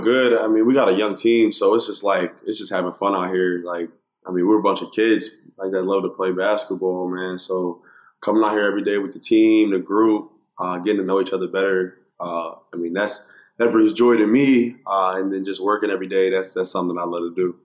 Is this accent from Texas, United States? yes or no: yes; Dallas, Texas, United States; moved away; Julius Randle, uh, who I grew up with in Dallas.